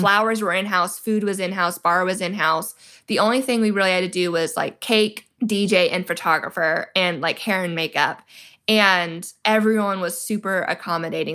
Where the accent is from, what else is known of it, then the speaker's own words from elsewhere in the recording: Georgia, United States; my home state of Georgia.